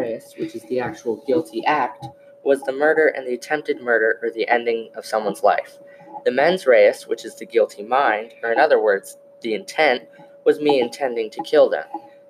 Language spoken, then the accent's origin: English; New York, United States; Okay, so I was born and raised in New York.